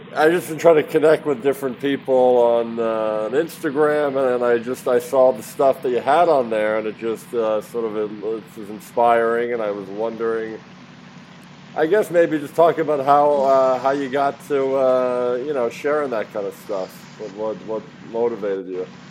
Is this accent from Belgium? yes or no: no; Philadelphia, Pennsylvania, United States; moved away; I'm from Philadelphia originally